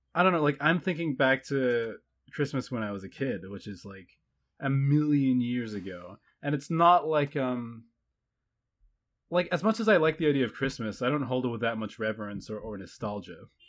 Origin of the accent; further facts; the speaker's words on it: New Zealand; I identify as a New Zealander because I am, but everybody thinks I'm foreign